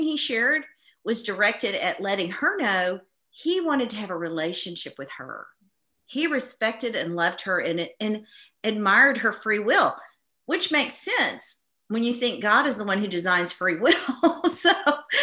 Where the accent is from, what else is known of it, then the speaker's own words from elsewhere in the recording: East Texas, United States; I grew up in East Texas, where, you know, we're surrounded by, it's the Bible Belt.